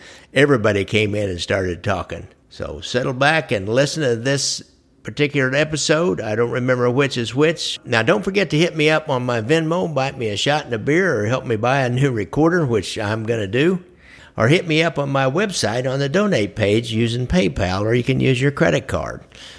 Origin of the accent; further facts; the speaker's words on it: Kansas City, Missouri, United States; since I'm from Kansas City